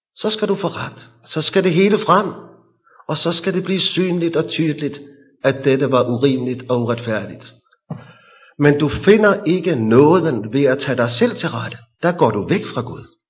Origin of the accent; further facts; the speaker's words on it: Hillerød, Capital Region of Denmark, Denmark; I vores forsamling i Hillerød, hvor jeg kommer fra